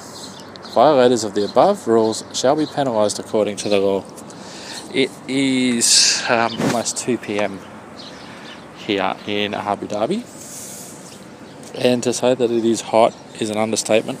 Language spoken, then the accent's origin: English; Australia; being an Australian